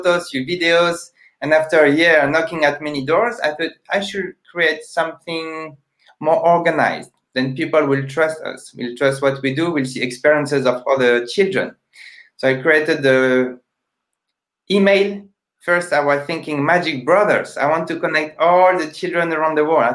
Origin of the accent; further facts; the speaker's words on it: France; English is a second language; I'm a magician from France